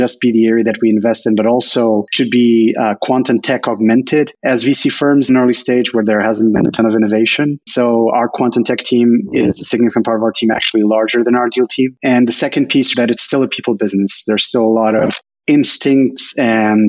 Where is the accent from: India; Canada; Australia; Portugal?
Portugal; Lisbon; moved away as an adult; also born or lived in Paris / Madrid; now in San Francisco Bay Area, United States; I was born and raised in Portugal. I was there until I was 23.